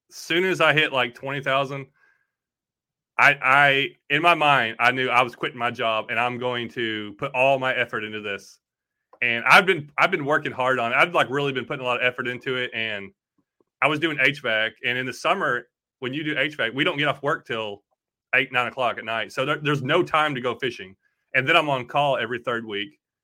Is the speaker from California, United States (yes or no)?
no; Bowling Green, Kentucky, United States; also born or lived in Tennessee; I'm from Bowling Green, Kentucky, that, or that's where I was born, but we lived in Kentucky and Tennessee all my life